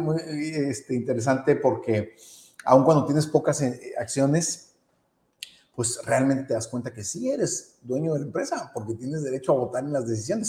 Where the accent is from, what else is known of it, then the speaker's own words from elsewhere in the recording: Mexico; nosotros que somos mexicanos